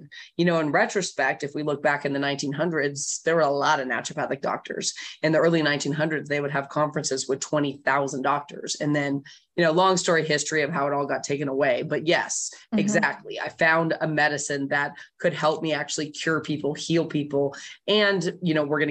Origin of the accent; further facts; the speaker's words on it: Bay Area, California, United States; I grew up in the Bay Area, which is a very alternative place